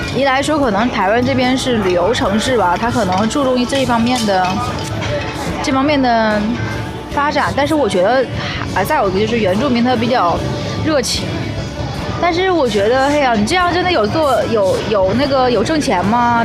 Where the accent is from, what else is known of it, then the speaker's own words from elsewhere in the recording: Shenyang, Liaoning, China; accent: Northeastern (Dongbei); 如果这是在我们那边沈阳的话